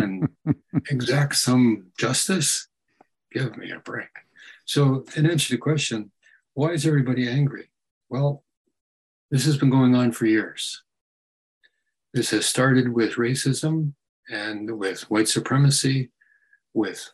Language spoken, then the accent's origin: English; United States; because I'm an American